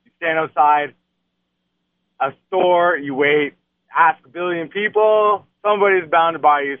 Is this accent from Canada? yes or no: yes; Windsor, Ontario, Canada; I'm from Windsor, Ontario.